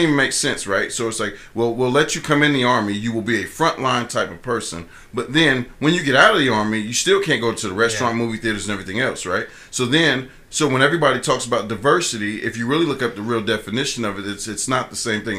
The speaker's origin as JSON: {"language": "English", "town": "Columbus", "region": "Ohio", "country": "United States", "moved": "yes", "said": "I'm from Columbus"}